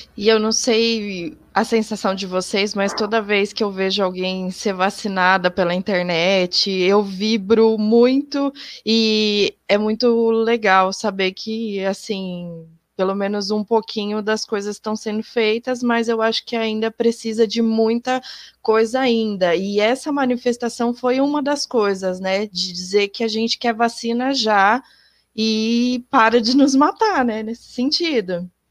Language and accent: Portuguese; interior of São Paulo state, Brazil; eu sou aqui do interior do estado de São Paulo